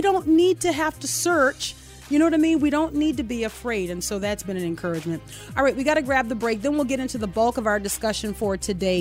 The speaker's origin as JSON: {"language": "English", "country": "United States", "said": "an American citizen, as someone who's paid taxes for decades"}